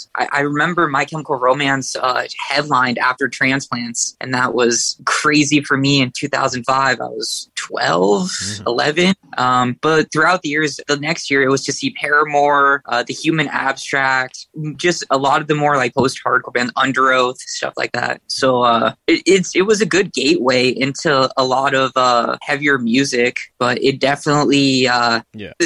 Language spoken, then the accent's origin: English; California, United States; growing up in California